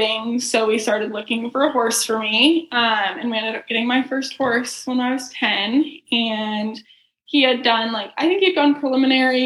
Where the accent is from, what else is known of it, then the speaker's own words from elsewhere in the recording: South Lake Tahoe, California, United States; now in Ocala, United States; I grew up in South Lake Tahoe